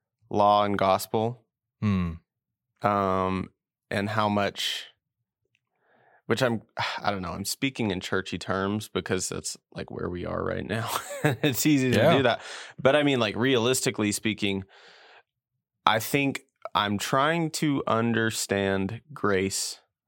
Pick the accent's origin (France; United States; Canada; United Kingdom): United States; New Mexico; also born or lived in Indiana; I'm from New Mexico.